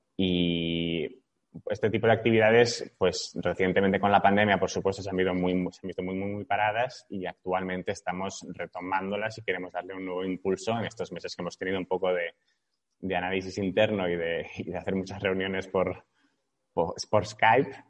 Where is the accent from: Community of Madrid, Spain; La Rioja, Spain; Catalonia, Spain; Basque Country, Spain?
Catalonia, Spain; Barcelona; tengo 33 años, soy de Barcelona